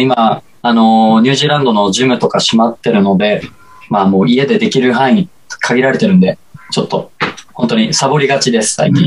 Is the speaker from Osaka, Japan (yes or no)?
yes; Osaka, Japan; moved away as an adult; now in Tokyo, Japan; 大阪の、あの、倉田プロモーションさんっていうところ入所して、で、高校通いながら